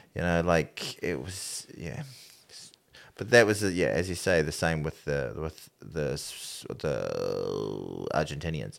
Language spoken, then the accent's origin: English; New Zealand; I'm still a New Zealander